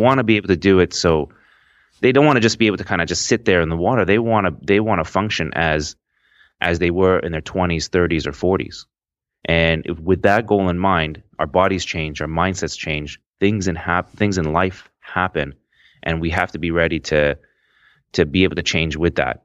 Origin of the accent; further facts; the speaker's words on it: Toronto, Ontario, Canada; I'm, I'm from Toronto, Canada